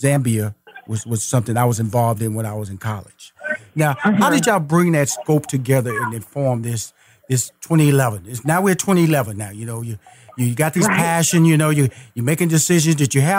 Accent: Houston, Texas, United States; Well, see, I'm a Texas boy. I'm from Houston, Texas.

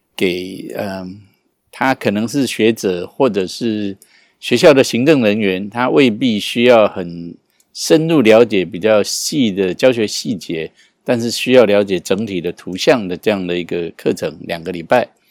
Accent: Taiwan; 我从台湾来的

